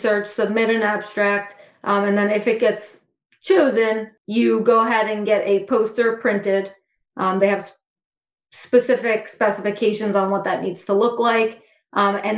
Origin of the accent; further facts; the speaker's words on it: Central New Jersey, United States; I'm actually from Central New Jersey, which is where Rutgers is.